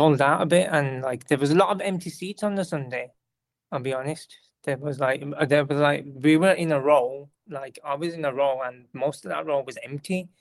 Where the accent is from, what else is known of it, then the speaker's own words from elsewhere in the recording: United Kingdom; I'm a British person, because I come from a different kind of background. I don't really have gravy, like, from the Pakistani background